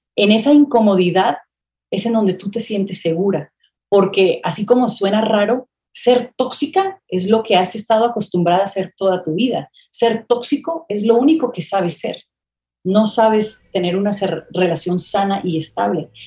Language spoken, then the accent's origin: Spanish; Miami, Florida, United States; Yo me crié en Miami